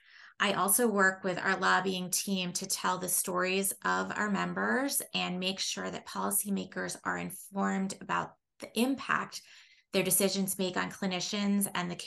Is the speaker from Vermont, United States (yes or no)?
yes; Vermont, United States; moved away as an adult; also born or lived in Washington, D.C.; I was a page in the U.S. Senate for 6 months from my home state of Vermont